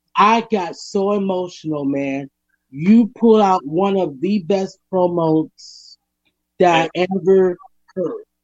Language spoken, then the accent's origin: English; Minneapolis, Minnesota, United States; I'm from Minneapolis